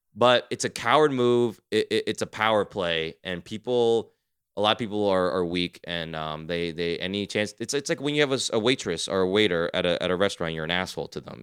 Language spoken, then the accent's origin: English; New Jersey, United States; I'm from Jersey.